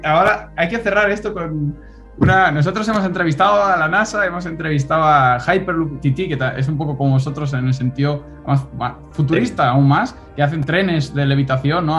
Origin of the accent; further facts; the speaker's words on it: Spain; moved away as an adult; also born or lived in Vigo / Málaga; now in London, United Kingdom; nosotros como estudiantes españoles